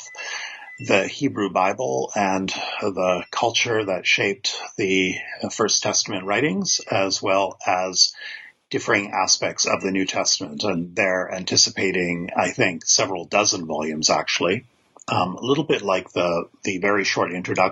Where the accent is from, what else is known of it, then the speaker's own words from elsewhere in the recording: Canada; I'm a Canadian biblical scholar